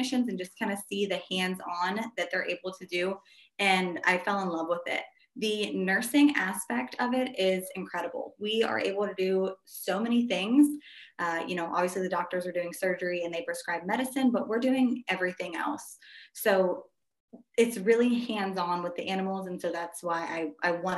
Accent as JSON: {"language": "English", "region": "Ohio", "country": "United States", "also_born_or_lived": "Southeast Texas", "moved": "as an adult", "lives_now": "Texas, United States", "said": "I'm originally from Ohio"}